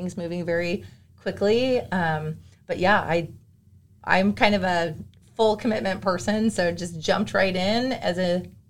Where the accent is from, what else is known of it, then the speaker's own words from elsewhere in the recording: Bay Area, Northern California, United States; moved away as an adult; now in Utah, United States; Yes, I am originally a Californian. I was born and raised there. And I grew up in Northern California. I moved from the Bay Area to Utah in 2015